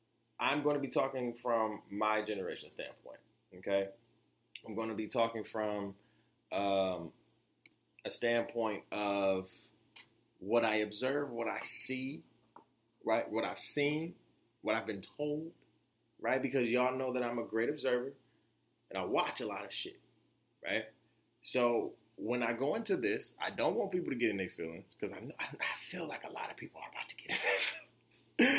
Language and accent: English; Florida, United States; as y'all know, I'm from Florida, right?